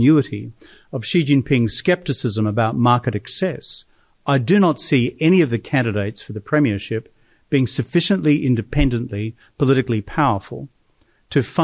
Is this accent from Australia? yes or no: yes; Australia; I'm Australian